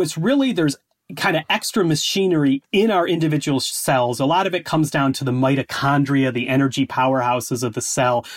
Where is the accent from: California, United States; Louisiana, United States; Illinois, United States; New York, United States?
Illinois, United States; Chicago; moved away as an adult; now in Scotland, United Kingdom; I grew up in the Chicago area